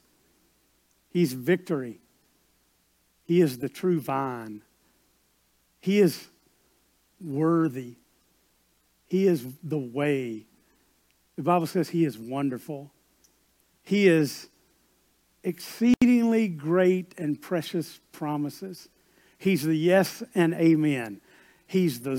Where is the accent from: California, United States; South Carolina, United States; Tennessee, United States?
South Carolina, United States; I grew up in South Carolina, and we lived near Myrtle Beach